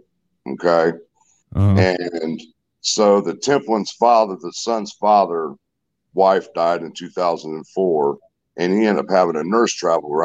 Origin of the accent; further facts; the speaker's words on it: Indianapolis, Indiana, United States; now in Greenwood, United States; I'm originally from Indianapolis, Indiana, but I live here in Greenwood, Indiana